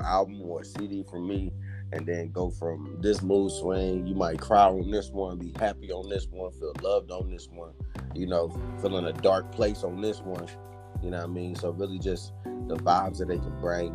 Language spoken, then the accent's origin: English; Waynesboro, Virginia, United States; also born or lived in Farmville, Virginia / Charlottesville, Virginia; I'm from Waynesboro, Virginia